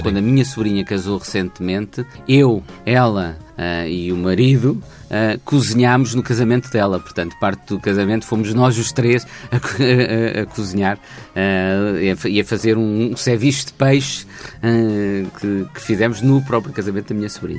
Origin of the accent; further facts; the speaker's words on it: Portugal; nós portugueses